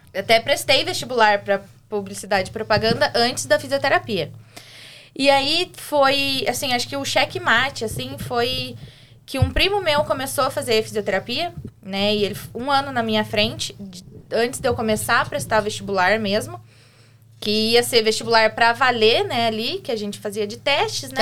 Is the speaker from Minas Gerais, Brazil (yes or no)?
no; Curitiba, Paraná, Brazil; also born or lived in Santo Antônio da Platina / Siqueira Campos; Depois meus pais se separaram e fui para Curitiba. É, é, desde então, fiquei lá, me formei.